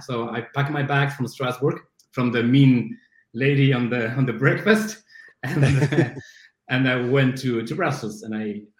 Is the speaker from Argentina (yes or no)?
yes; Buenos Aires, Argentina; born there; English is a second language; moved away; also born or lived in Brazil / Spain / New York / Boston; Yeah, I was born in Buenos Aires in Argentina.